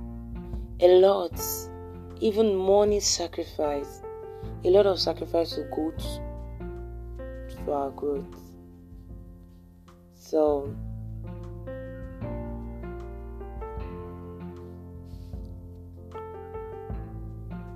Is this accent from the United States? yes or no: no; Nigeria; I'm a Nigerian